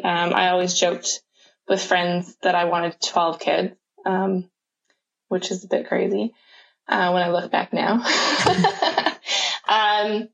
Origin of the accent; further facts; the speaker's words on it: Canada; moved away as an adult; also born or lived in United Kingdom; now in New Zealand; originally I'm from Canada, as you can probably tell by my accent. But I've been living in New Zealand for, the last 10 years or so